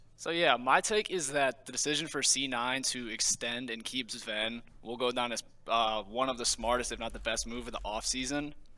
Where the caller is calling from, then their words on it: Columbia, Illinois, United States; I'm calling from Columbia, Illinois